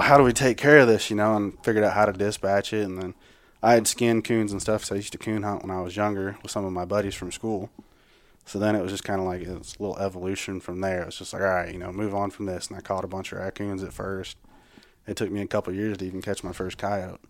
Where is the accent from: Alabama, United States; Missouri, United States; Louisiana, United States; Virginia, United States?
Missouri, United States; Higginsville; now in Blue Springs, United States; I'm from Higginsville